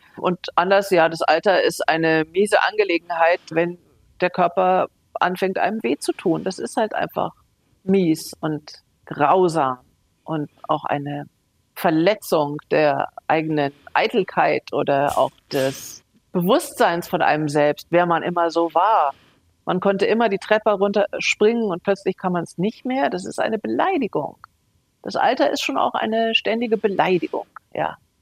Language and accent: German; Germany; ich als Deutsche so aufgewachsen bin